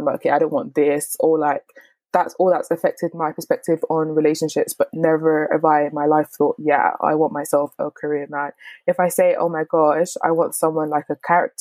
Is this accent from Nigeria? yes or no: yes; Nigeria; me as a Nigerian person